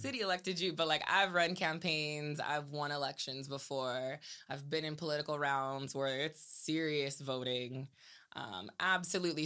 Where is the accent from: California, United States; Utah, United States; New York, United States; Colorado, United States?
California, United States; Salinas; also born or lived in Seaside, California; growing up in Salinas